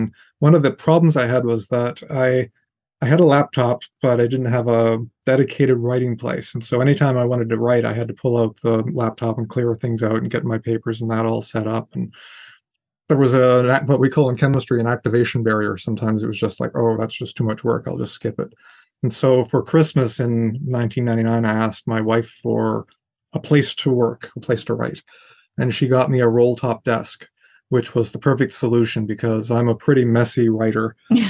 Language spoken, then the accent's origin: English; Canada; now in United States; Yeah, I've lived in the United States for over 30 years, and I've taken American citizenship, but I'm still a Canadian as well, and I still feel Canadian.